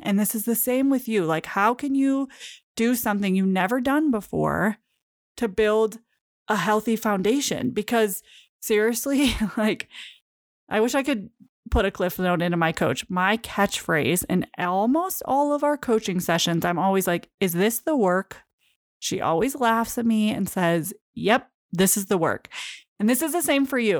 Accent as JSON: {"language": "English", "region": "Michigan", "country": "United States", "moved": "yes", "said": "I'm originally from Michigan"}